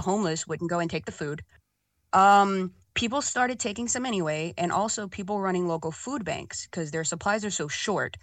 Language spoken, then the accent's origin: English; Louisiana, United States; I grew up in Louisiana